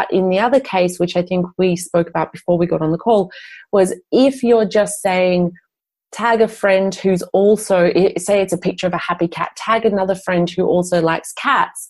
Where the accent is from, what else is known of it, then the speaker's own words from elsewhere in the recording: Australia; moved away as an adult; now in Europe; I grew up in Australia.